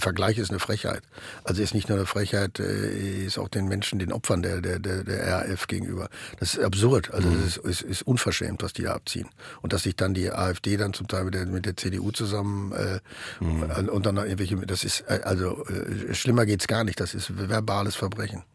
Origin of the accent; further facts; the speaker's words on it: Ruhr area, North Rhine-Westphalia, Germany; moved away as an adult; now in Berlin, Germany; bei uns im Ruhrgebiet